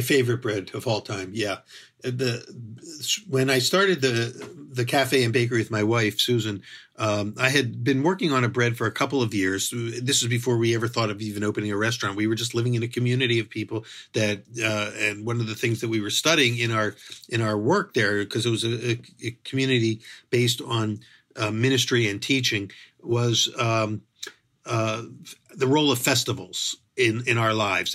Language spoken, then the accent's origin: English; Philadelphia, Pennsylvania, United States; moved away; I grew up in Philadelphia, which is a good food city